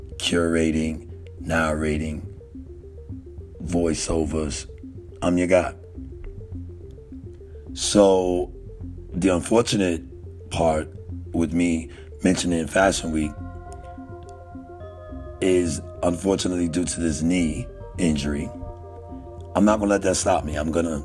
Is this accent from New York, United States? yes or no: yes; New York, United States; now in Texas, United States; though I've been in the South, I've been in Texas for a large majority of my time here on this earth. I'm a New Yorker.